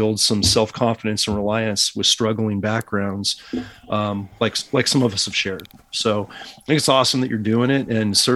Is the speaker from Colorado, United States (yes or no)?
no; California, United States; moved away; back in California when I'm doing business in my home state